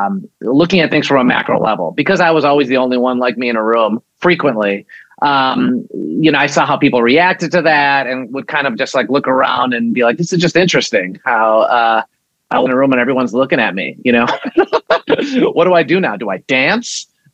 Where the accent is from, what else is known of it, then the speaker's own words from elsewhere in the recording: Chicago, Illinois, United States; You know, I grew up in Chicago, and like you said, family of immigrants. And in our house, we, you know, I speak Polish, you know, we grew up speaking Polish. I went to Polish school. I did Polish dance.